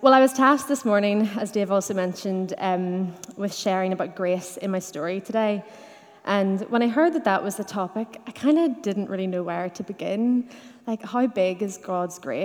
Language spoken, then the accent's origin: English; Dungannon, Northern Ireland, United Kingdom; I grew up in Dungannon in the 90s, when it was normal to go to church